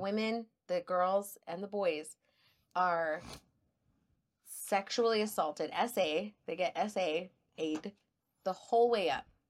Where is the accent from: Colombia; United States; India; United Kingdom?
United States; El Paso, Texas; accent: El Paso; also born or lived in San Marcos, Texas; I grew up in El Paso